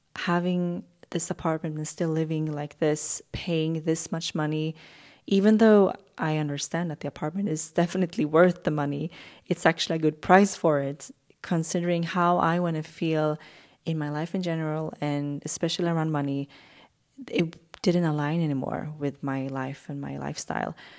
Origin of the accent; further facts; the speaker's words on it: Sweden's West Coast, Sweden; moved away as an adult; now in Stockholm, Sweden; I wanna live on Sweden's West Coast where I grew up